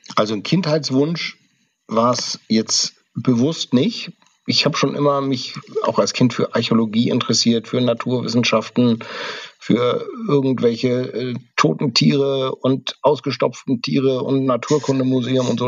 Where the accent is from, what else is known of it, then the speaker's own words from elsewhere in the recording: Kiel, Schleswig-Holstein, Germany; now in Berlin, Germany; ich bin in den 70ern, 80ern groß geworden. Da war das alles noch viel näher dran. Da gab es noch so wirklich alte Bunker, in denen teilweise noch Stahlhelme lagen bei uns in Kiel